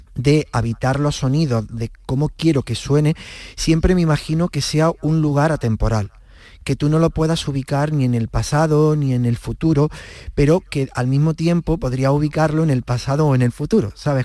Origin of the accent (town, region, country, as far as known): Villa del Río, Andalusia, Spain